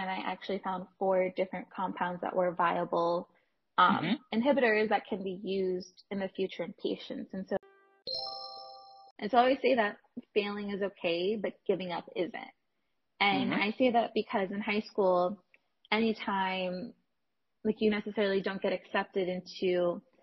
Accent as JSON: {"language": "English", "town": "Los Angeles", "region": "California", "country": "United States", "also_born_or_lived": "Houston, Texas", "moved": "as an adult", "said": "I'm originally from Los Angeles, California, and so my school list mainly focused on staying close to home"}